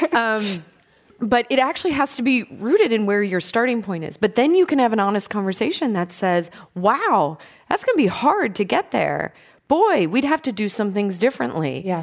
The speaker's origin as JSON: {"language": "English", "town": "Chicago", "region": "Illinois", "country": "United States", "tie": "born or raised there", "said": "my hometown of Chicago"}